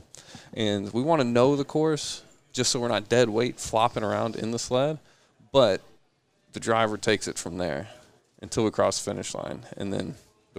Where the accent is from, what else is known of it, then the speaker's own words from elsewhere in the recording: Greenville, South Carolina, United States; I'm from Greenville.